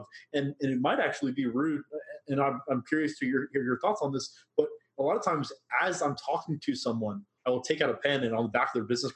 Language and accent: English; Boston, Massachusetts, United States; I'm from Boston, or I went to school in Boston